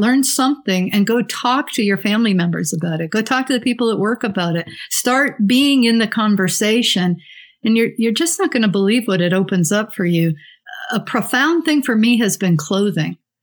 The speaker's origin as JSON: {"language": "English", "town": "Santa Fe", "region": "New Mexico", "country": "United States", "said": "I'm from Santa Fe, New Mexico"}